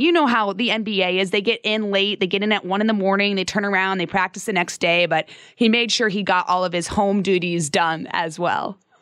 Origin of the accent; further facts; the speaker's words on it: Phoenix, Arizona, United States; also born or lived in Salt Lake City, Utah; I lived in Utah till I was about eight or nine, and then I moved to Phoenix